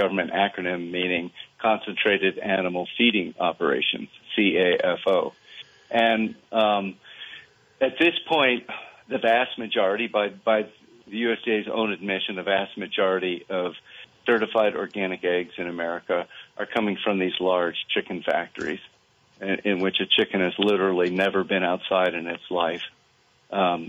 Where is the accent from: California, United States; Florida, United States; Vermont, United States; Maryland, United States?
Vermont, United States; I was from Vermont